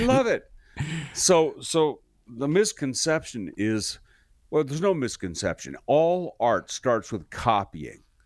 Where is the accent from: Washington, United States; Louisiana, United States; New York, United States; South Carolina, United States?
Washington, United States; Seattle; moved away; I grew up in Seattle